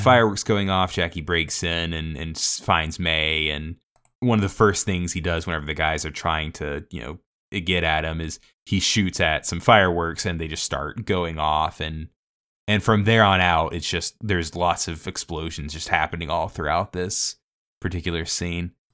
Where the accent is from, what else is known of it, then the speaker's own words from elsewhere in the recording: Savannah, Georgia, United States; growing up in Savannah